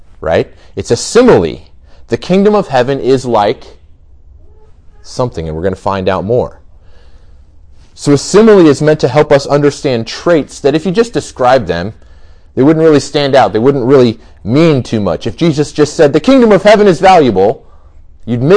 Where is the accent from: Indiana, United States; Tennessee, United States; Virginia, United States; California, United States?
Indiana, United States; Goshen; I grew up in Goshen, so just about 20 minutes from here. I went to Goshen High School